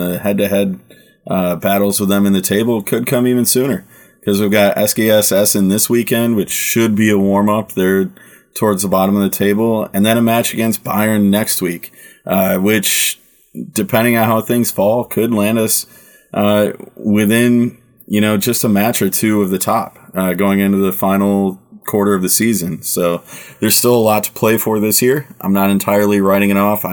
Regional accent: United States; now in Germany; I'm American. I struggle with German for the amount of time I live there

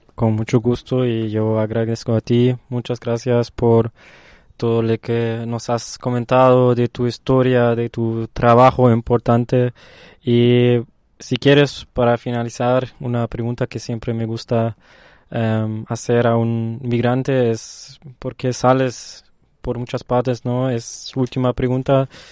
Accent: Germany; Spanish is a second language; moved away; respondo que soy de Alemania, del primer mundo, del, de Europa del Norte

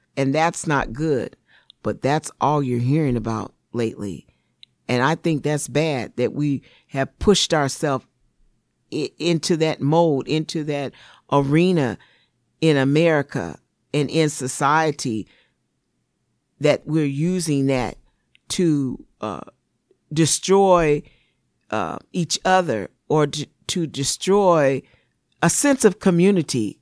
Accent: Seattle, Washington, United States; I was born and raised here in Seattle, Washington

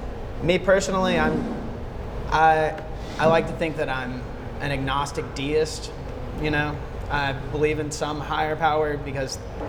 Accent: the South, United States; Growing up in the South

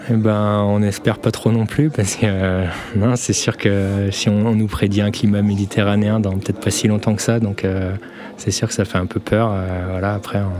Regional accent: Vienne, Auvergne-Rhône-Alpes, France; j'étais originaire de Vienne

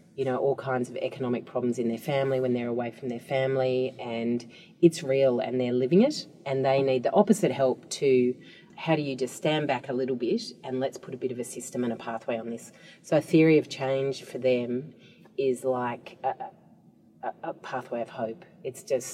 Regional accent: Australia; as an Australian

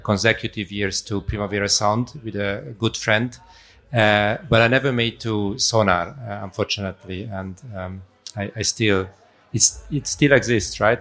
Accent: Budapest, Hungary; moved away as an adult; also born or lived in Darmstadt, Germany; I was born in Hungary, in Budapest. Uh, when I was around 20, I went for studies to Darmstadt

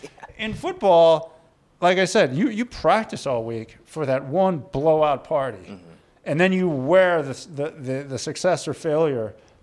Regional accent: St. Louis, Missouri, United States; I was born and raised in St. Louis.

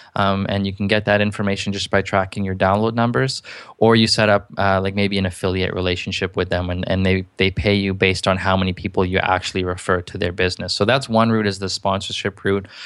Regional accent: Canada; I'm from Canada

